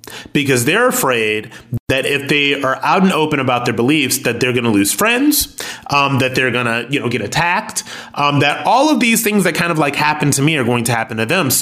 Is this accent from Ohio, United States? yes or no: yes; Akron, Ohio, United States; I'm ex-military and I'm from Akron, Ohio